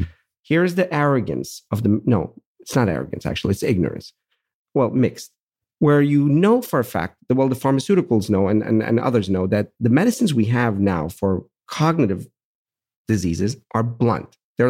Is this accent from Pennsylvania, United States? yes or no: yes; Pittsburgh, Pennsylvania, United States; I'm from Pittsburgh. I can use that.